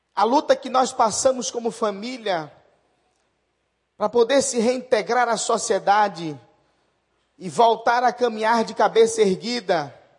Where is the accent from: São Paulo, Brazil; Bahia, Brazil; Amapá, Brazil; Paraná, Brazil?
Bahia, Brazil; Salvador; sou baiano, soterapolitano, Salvador, Bahia